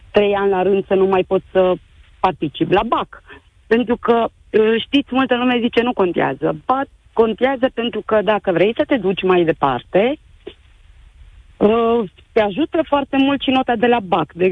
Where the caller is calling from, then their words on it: Târgu Mureș, Mureș County, Romania; din Târgu Mureș, mama unei eleve care astăzi a dat bacul la istorie.